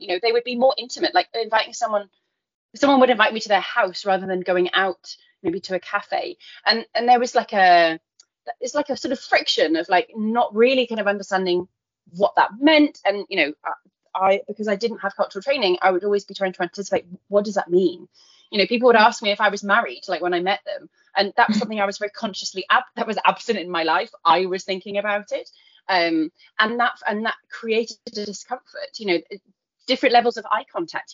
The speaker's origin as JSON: {"language": "English", "country": "United Kingdom", "also_born_or_lived": "Taiwan / Egypt", "moved": "as an adult", "said": "So, being British"}